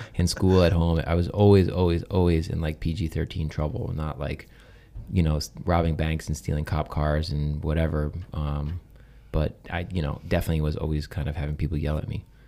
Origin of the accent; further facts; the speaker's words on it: Southampton, New York, United States; I grew up on Eastern Long Island in a town called Southampton